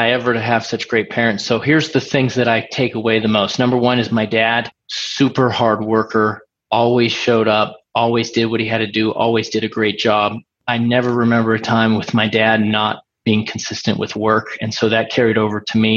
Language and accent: English; Portland, Oregon, United States; moved away as an adult; now in Pennsylvania, United States; I'm from Portland, Oregon, and have since moved to Pennsylvania. I moved out to Pennsylvania in 2000 after I got out of the military